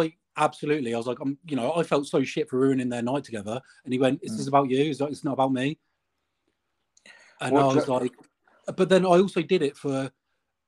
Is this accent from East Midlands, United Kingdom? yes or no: yes; Northampton, East Midlands, United Kingdom; moved away; I'm from Northampton, which is like Midlands